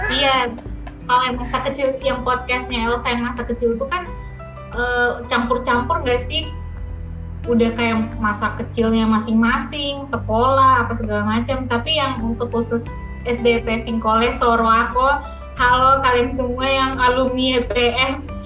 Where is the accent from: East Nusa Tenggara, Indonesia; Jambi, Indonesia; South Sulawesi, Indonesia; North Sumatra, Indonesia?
South Sulawesi, Indonesia; Sorowako; moved away; masa-masa kecil dulu ya di Sorowako